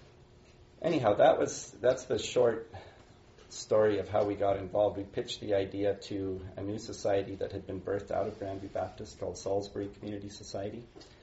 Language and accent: English; Ethiopia; So I grew up in Ethiopia. My parents were missionaries there.